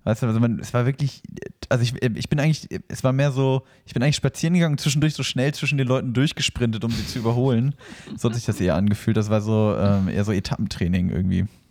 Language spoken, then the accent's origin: German; north of the Aldi equator, Northern Germany, Germany; now in southern Germany; in meine alte Heimat, nämlich über den Aldi-Äquator